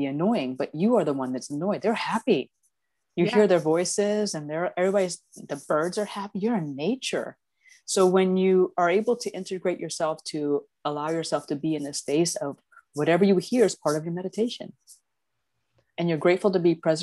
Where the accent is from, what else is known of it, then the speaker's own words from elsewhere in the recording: Titusville, Florida, United States; I grew up in Titusville on the east coast of Florida.